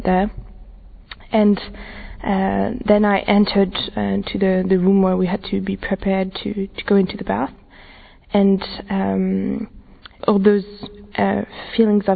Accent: France; I'm from France, I'm 22 years old

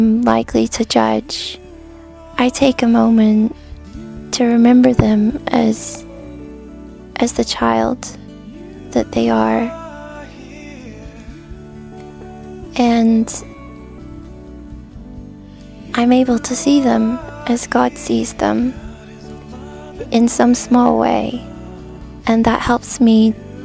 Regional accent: United States; I'm from the United States

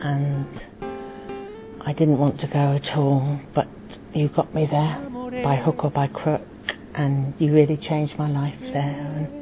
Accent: England, United Kingdom; I'm from England.

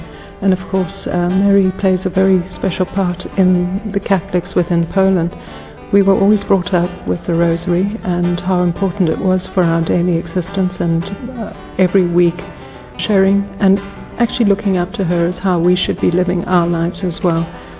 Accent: Zimbabwe; now in California, United States; I'm originally from Zimbabwe, but currently living in the United States and California.

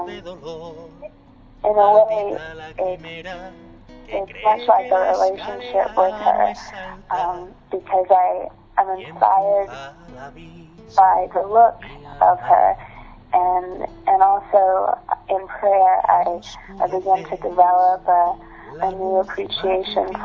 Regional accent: Louisiana, United States; I'm from Louisiana in the United States

